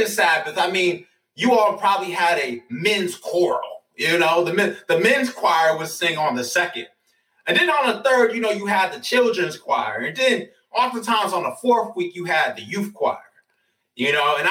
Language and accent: English; New York, United States; now in Atlanta, United States; I'm from New York